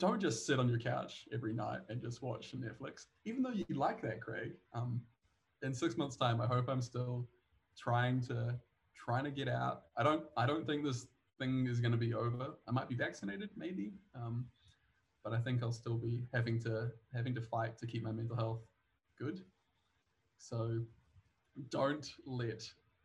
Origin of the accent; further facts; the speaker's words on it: New Zealand; now in Stockholm, Sweden; I am from New Zealand. I currently live in Stockholm.